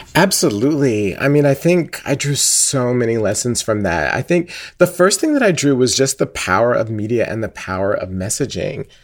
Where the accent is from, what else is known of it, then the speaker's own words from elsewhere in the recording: Atlanta, Georgia, United States; I grew up in Atlanta my entire life